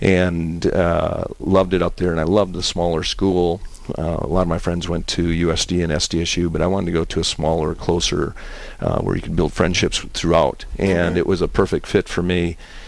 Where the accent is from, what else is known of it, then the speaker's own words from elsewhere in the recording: Sioux Falls, South Dakota, United States; born and raised right here in Sioux Falls, South Dakota. I have five brothers and sisters.